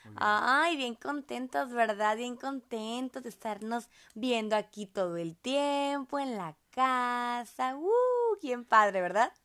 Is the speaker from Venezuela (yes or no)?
no; Monterrey, Nuevo León, Mexico; nosotros somos de Monterrey, Nuevo León, México